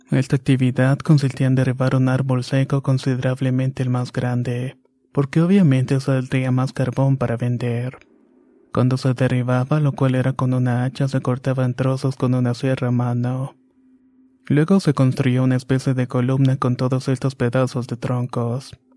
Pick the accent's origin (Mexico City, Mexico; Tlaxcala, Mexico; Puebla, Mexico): Tlaxcala, Mexico; San Felipe Hidalgo; Soy originario de San Felipe Hidalgo, un pequeño pueblo que no rebasa los 1200 habitantes. Esta es una localidad en Anacamilpan, Tlaxcala.